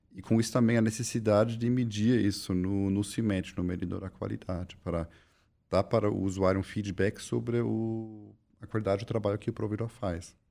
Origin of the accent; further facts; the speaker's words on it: Germany; now in Brazil; sou alemão, formado em ciência da computação